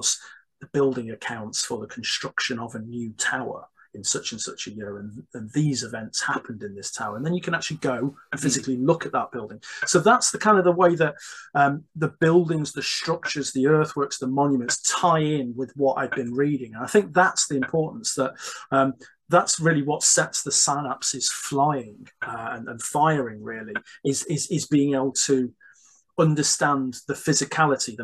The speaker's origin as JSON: {"language": "English", "town": "Stone", "region": "West Midlands", "country": "United Kingdom", "tie": "born or raised there", "said": "I grew up in Staffordshire, in the heart of the Midlands, and I grew up in a fairly one might say insignificant small town where not a lot happened."}